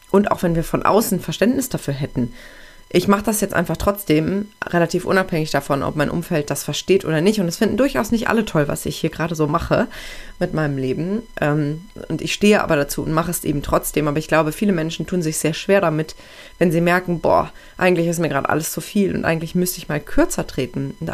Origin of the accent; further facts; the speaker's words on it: Aachen, North Rhine-Westphalia, Germany; ich verlasse jetzt meine Heimat, meine Heimatstadt Aachen, wo ich eigentlich immer gelebt habe. Ich war zwar viel im Ausland unterwegs, aber immer nur für eine begrenzte Zeit.